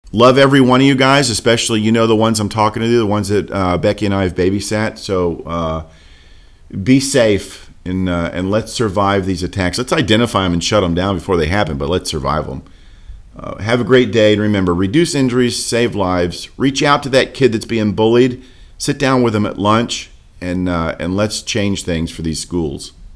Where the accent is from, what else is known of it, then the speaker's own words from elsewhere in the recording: Port Orange, Florida, United States; now in Lynchburg, United States; I live in Lynchburg, Virginia now. Born and raised in Daytona, Port Orange, Florida area